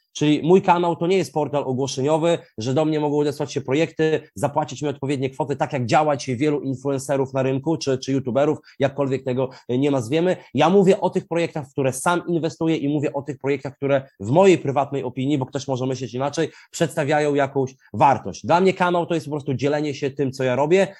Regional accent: Białystok, Podlaskie Voivodeship, Poland; Ja jestem z Biegostoku

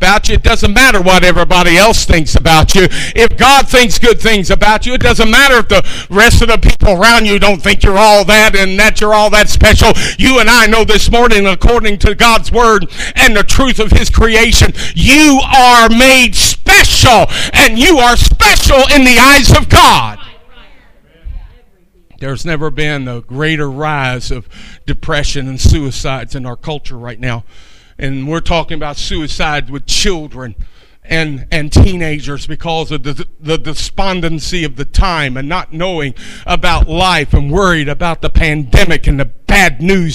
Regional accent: Kentucky, United States; moved away as an adult; also born or lived in North Dakota; I myself was from Kentucky

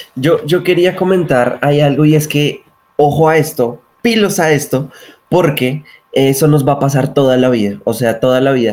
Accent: Bogotá, Colombia; nacido en la ciudad de Bogotá.

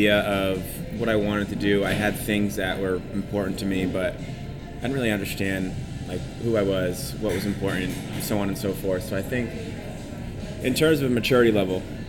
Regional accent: Rhode Island, United States; moved away as an adult; now in Boston, United States; I'm from Rhode Island. I'm moving to Newport in 2 weeks, so I'm going back home.

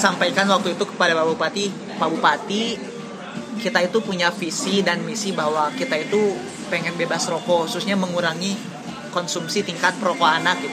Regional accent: Campaka, Cianjur Regency, West Java, Indonesia; saya itu dibesarkan di desa kak saya itu anak desa saya SMP dari SMP Negeri Satu Campaka sebuah sekolah sebuah SLTP yang ada 30 km dari Cianjur kota

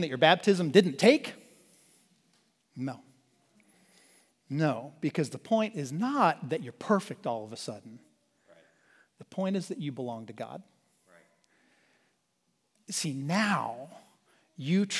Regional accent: Virginia, United States; also born or lived in Charlottesville, Virginia / Shenandoah Valley, Virginia; I'm from Virginia

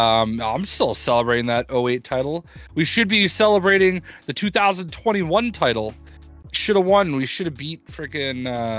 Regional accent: Boston, Massachusetts, United States; Obviously, I'm from Boston, so I'm a big Celtics fan, Boston sports fan in general.

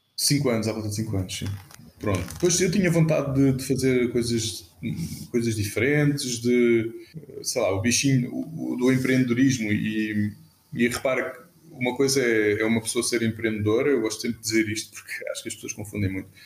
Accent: Cascais, Lisbon, Portugal; now in Lisbon, Portugal; nasci em Cascais, onde vivi uh, toda a minha infância, juventude e, e, mesmo, e só saí de Cascais, aos, se não me engano, aos 27.

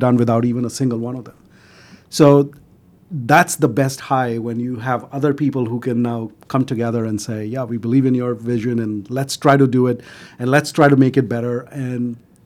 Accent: Delhi, India; moved away as an adult; now in United States; I grew up in Delhi, which is a capital

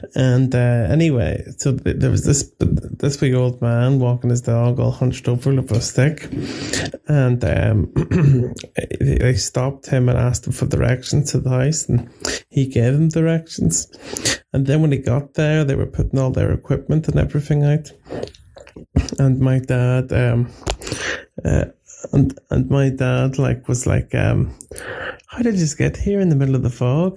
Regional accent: Belfast, Northern Ireland, United Kingdom; I'm from Belfast in Ireland.

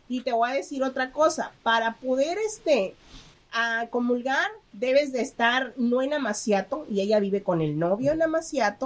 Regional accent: Mexico; yo soy mexicana

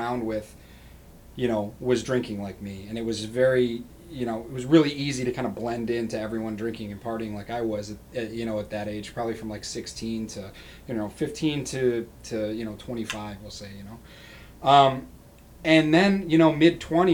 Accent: Rochester, New York, United States; moving back to my home city. I'm originally from Rochester, New York

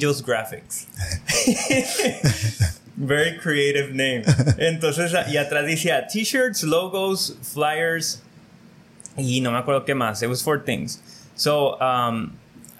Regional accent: Calexico, California, United States; I grew up here in Calexico

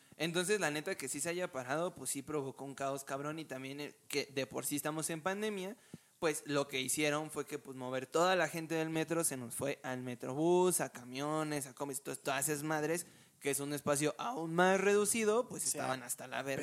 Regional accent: Mexico

